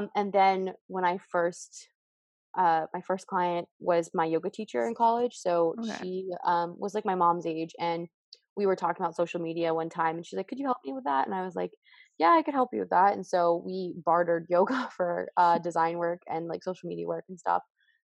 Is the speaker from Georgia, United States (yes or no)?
no; Portland, Oregon, United States; born there; also born or lived in California / Massachusetts / Indiana; And I was born in Portland, Oregon, and I lived in Indiana. So I kind of moved all over.